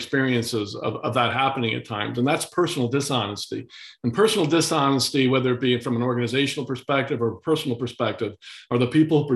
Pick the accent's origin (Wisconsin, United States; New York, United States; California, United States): New York, United States; Kingston; I was down in my hometown yesterday, Kingston, New York